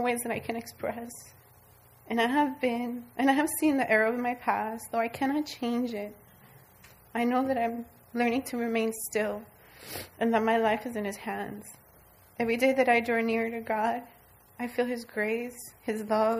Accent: South Florida, United States; now in Central Florida, United States; I'm from South Florida

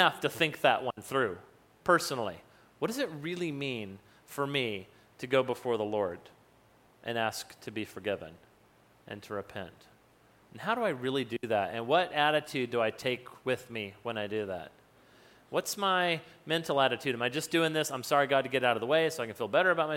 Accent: New Mexico, United States; I grew up in New Mexico

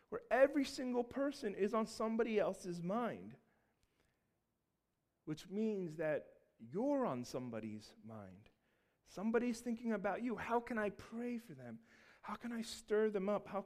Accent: Seattle, Washington, United States; now in Baltimore, United States; we're originally from the West Coast. We were all, my whole family was born in Seattle, and we moved over to Baltimore on the East Coast.

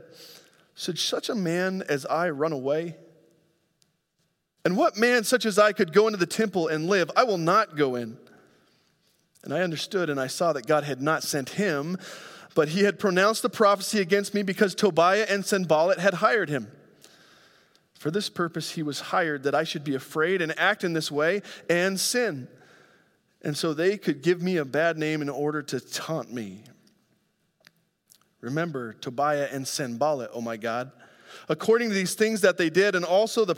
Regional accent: Grand Junction, Colorado, United States; moved away; I go home back to my hometown of Grand Junction, Colorado

